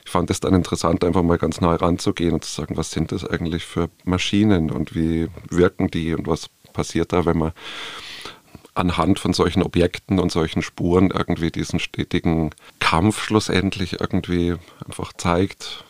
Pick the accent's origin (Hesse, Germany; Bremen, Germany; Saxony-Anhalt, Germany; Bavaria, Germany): Bavaria, Germany; Munich; Tirol ist mir als Bayer, der sozusagen seine Kindheit irgendwie in den bayerischen und Tiroler Alpen irgendwie auch verbracht hat, eingeimpft und sehr vertraut. Und nichtsdestotrotz bin ich irgendwie halt ein Städter und ein Münchner